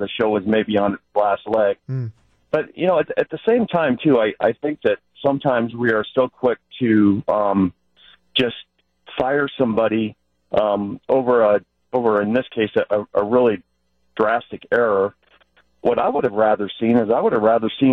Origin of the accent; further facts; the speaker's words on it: Colorado Springs, Colorado, United States; now in Sheboygan, United States; I'm from Colorado Springs, lived there for most of my life